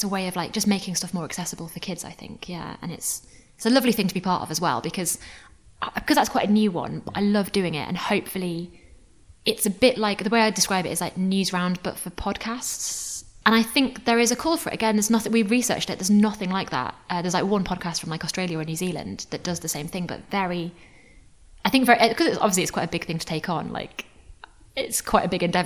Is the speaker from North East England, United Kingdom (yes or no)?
yes; Newcastle upon Tyne, North East England, United Kingdom; I'm from Newcastle, so I'd listen to Metro Radio